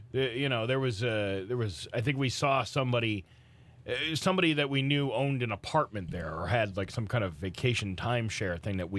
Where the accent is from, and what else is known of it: Boston, Massachusetts, United States; born or raised there